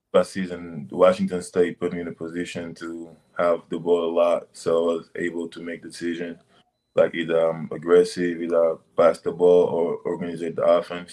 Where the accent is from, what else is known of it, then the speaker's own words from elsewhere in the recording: Senegal; moved away; I grew up in Senegal, West Africa.